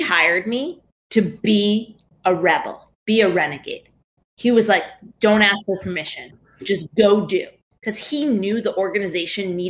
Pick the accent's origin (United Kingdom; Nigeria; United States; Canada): United States; New York; I grew up in New York